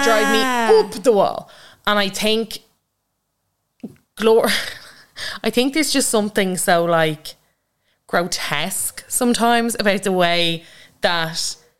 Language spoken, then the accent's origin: English; Ireland; as Irish creators.